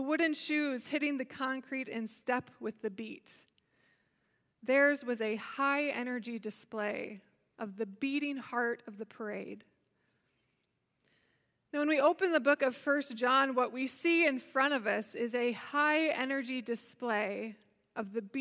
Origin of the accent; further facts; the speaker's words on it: Holland, Michigan, United States; Growing up in Holland, Michigan, around this time of year, we were always gearing up for tulip time